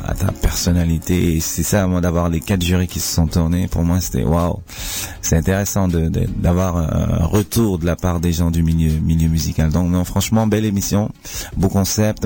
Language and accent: French; Cameroon; now in Switzerland; chez moi au Cameroun